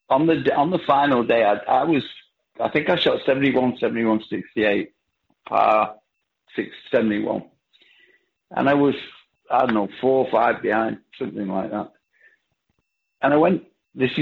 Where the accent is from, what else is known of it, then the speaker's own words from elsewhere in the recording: Bolton, North West England, United Kingdom; I come from a place called Bolton, which gave me this accent I've got